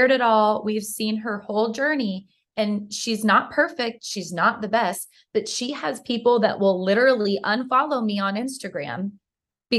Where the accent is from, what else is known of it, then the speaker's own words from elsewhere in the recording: Georgia, United States; I'm from Georgia